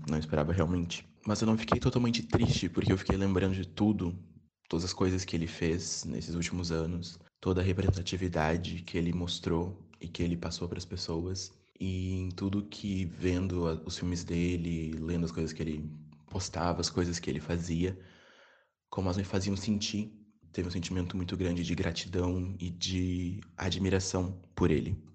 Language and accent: Portuguese; Porto Alegre, Rio Grande do Sul, Brazil; now in Bagé, Brazil; eu sou original de Porto Alegre, nasci em Porto Alegre, mas moro em Bagé